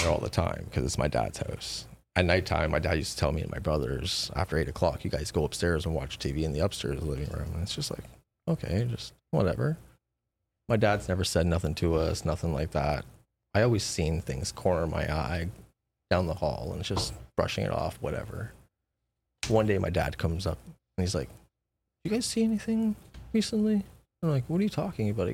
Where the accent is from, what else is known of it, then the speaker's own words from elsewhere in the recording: Toronto, Ontario, Canada; I'm from Scarborough